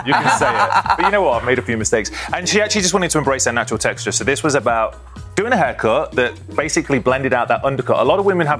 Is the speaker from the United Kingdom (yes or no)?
yes; England, United Kingdom; moved away; Obviously, I'm from England